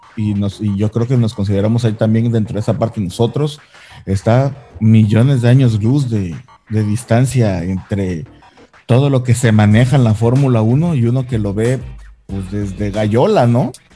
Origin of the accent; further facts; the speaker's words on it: Mexico; como buen mexicano que somos